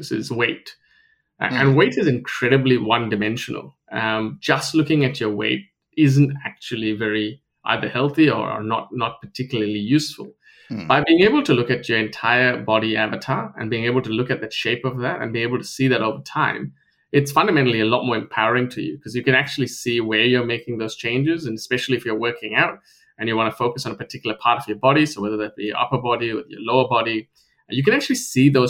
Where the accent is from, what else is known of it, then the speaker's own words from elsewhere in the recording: New Zealand; moved away as an adult; now in Sydney, Australia; I grew up in New Zealand, moved to Sydney about, I think, 11 years ago